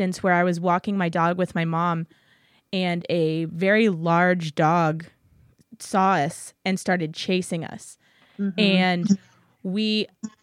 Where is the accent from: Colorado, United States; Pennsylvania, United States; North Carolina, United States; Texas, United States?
Texas, United States; San Antonio; I'm from San Antonio